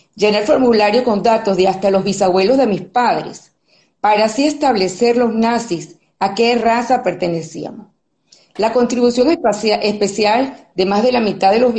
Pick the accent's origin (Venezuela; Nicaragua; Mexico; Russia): Venezuela; moved away as an adult; now in Spain; Me considero una venezolana de pura cepa, de corazón, hija de inmigrantes europeos